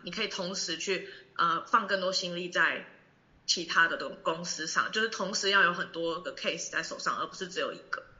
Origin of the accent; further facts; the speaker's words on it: Taiwan; 我们台湾人